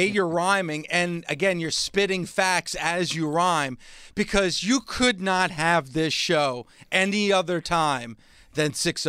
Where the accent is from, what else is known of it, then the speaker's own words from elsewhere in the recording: New Jersey, United States; I'm somebody from New Jersey